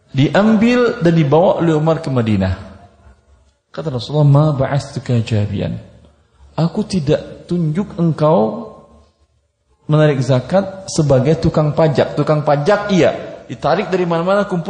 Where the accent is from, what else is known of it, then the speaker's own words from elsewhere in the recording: Padang, West Sumatra, Indonesia; Saya orang Padang. Tahu saya tabiat sebagian pedagang orang Padang.